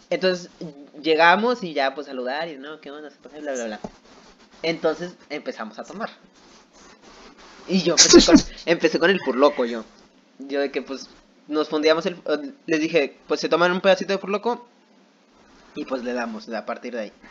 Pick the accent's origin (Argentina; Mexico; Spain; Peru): Mexico; Yucatán; accent: Yucatecan; Pero llegó un momento donde yo no a controlar mi acento yucateco. Entonces toda la noche yo estaba hablando así.